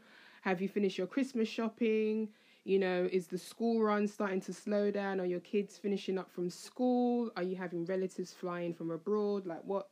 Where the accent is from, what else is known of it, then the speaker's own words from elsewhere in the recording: United Kingdom; I'm British